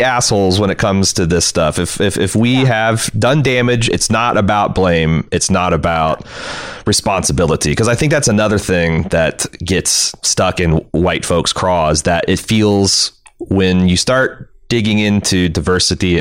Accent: United States; as American

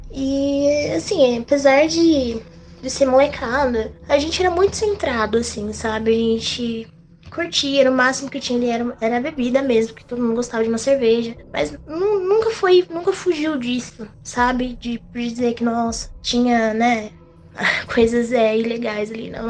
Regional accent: Mogi das Cruzes, São Paulo, Brazil; Eu sou de Mogi das Cruzes, São Paulo.

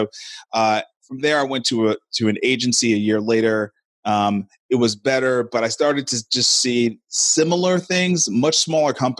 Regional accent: New York City, New York, United States; moved away as an adult; now in Nashville, United States; I'm hailing out of Nashville, Tennessee. I'm originally from Brooklyn, New York

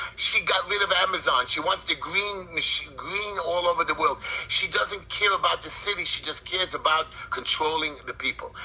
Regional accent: United States; I'm an American, I'm a Jew

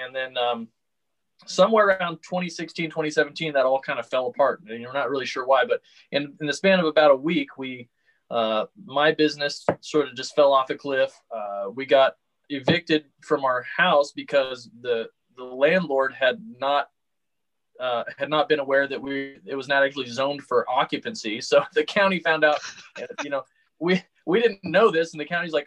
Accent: Texas Panhandle, United States; I grew up in the Texas Panhandle

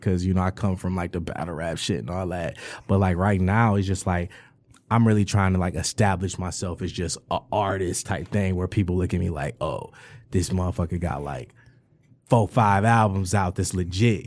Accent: Detroit, Michigan, United States; I grew up on the East Side and shit, like, Eight Mile and Grad shit, Seven Mile and Grad shit, that whole section over there

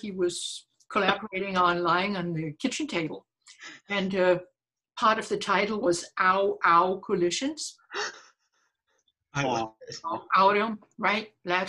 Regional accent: England, United Kingdom; I'm English.

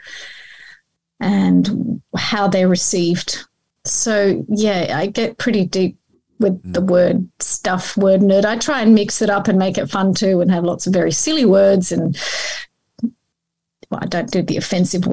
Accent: Australia; English is a second language; also born or lived in Iran / Melbourne, Australia; came here as a refugee at the age of 9

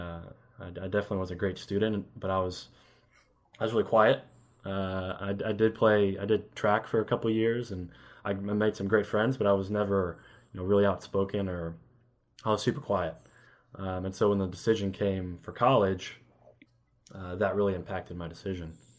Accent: Elizabethtown, Kentucky, United States; also born or lived in Los Angeles; now in Lexington, United States; I grew up in Elizabethtown, Kentucky, which is a really small town

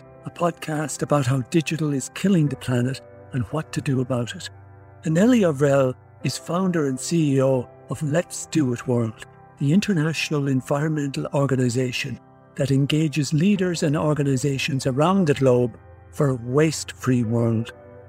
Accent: Ireland; I come from Ireland, and we always felt, oh, you know, we'll never win the World Cup or never do anything because it's so small

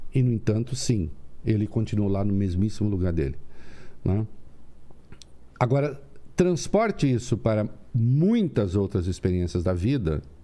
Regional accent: Dois Córregos, São Paulo, Brazil; moved away; Eu nasci em Dois Córregos, interior de São Paulo, perto de Jaú

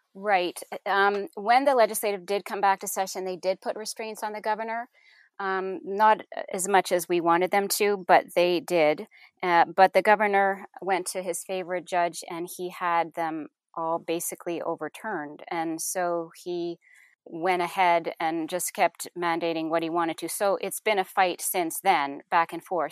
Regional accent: Canada; moved away as an adult; now in Kentucky, United States; we are Canadian

